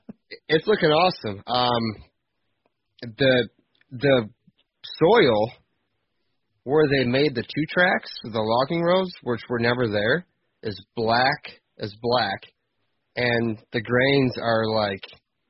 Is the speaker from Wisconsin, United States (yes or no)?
no; Michigan, United States; I'm from Michigan